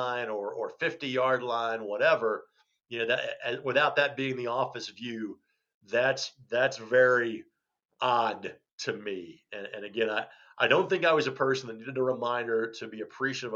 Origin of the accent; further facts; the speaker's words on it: Lanesville, Indiana, United States; I grew up in Southern Indiana, but if we go by media markets, I'm really from the Louisville media market. I grew up about 20 miles west of Louisville on the Indiana side, small town called